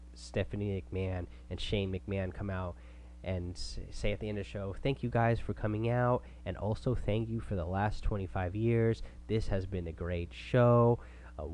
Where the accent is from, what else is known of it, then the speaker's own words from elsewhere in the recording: Oregon, United States; also born or lived in Washington State; now in Washington, United States; I grew up in Oregon. Now I'm up in Washington State.